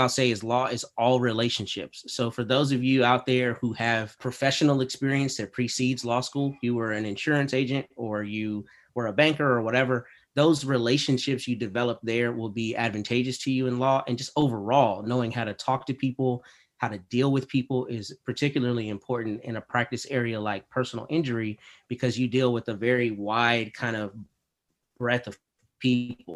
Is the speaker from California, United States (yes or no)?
no; Texas, United States; also born or lived in Washington, D.C. / Toledo, Ohio; I'm born and raised in Texas